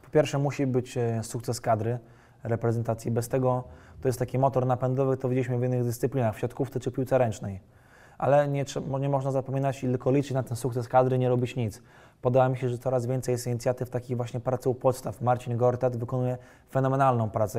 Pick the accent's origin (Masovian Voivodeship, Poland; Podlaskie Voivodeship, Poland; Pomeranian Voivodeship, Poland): Masovian Voivodeship, Poland; Warsaw; jestem warszawiakiem z urodzenia krwi i kości.